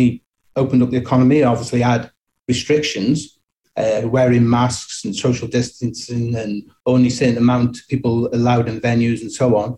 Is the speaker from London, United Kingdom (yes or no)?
no; Stoke-on-Trent, West Midlands, United Kingdom; moved away as an adult; now in Dubai, United Arab Emirates; I'm originally from Stoke-on-Trent. And for people who don't know this, it's a city in the middle of England, in between Manchester and Birmingham